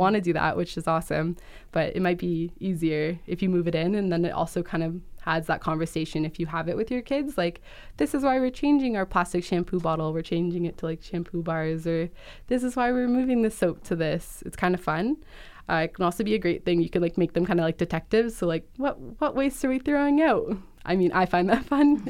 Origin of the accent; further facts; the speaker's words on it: Peel Region, Ontario, Canada; my hometown in Peel Region